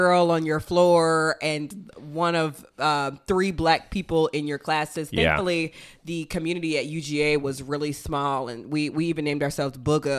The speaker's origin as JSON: {"language": "English", "town": "Chicago", "region": "Illinois", "country": "United States", "said": "I just wasn't prepped for this culture shock because I am from the South Side of Chicago or what have you."}